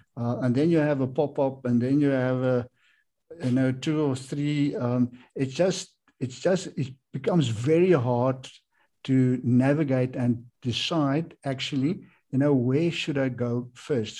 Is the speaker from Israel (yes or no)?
no; South Africa; I'm from South Africa